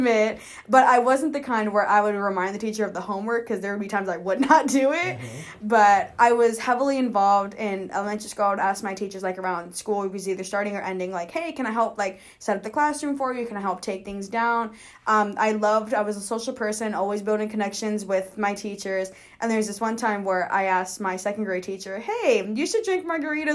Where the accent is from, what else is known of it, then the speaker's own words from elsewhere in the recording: Kansas City, Kansas, United States; So I am originally from Kansas City, Kansas. I lived in Wyandotte County my entire life.